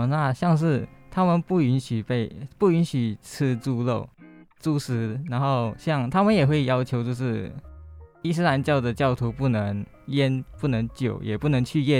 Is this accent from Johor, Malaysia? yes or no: yes; Johor, Malaysia; moved away as an adult; now in Taiwan; 像我们像我家乡那一边，是因为邻邻国是新加坡